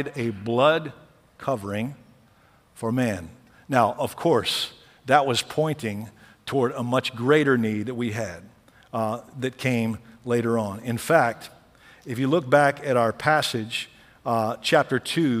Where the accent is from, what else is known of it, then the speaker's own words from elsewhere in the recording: Lockhart, Texas, United States; I grew up in Lockhart, Texas, barbecue capital of the world